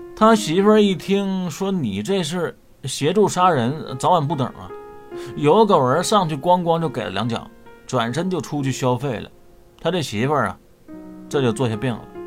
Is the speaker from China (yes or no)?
yes; China; 我们中国人